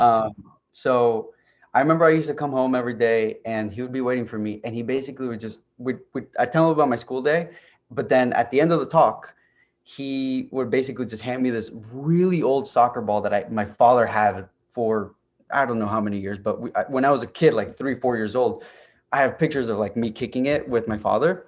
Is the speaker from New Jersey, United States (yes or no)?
yes; Clifton, New Jersey, United States; also born or lived in Union City, New Jersey / Cali, Colombia; I grew up basically in Clifton, uh, versus in Union City